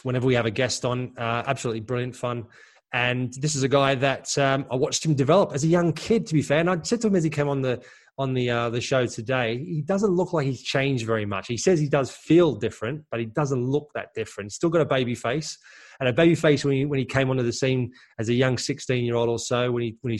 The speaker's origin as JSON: {"language": "English", "country": "Australia", "tie": "born or raised there", "said": "in Australia, we grew up and we have clubs that we support"}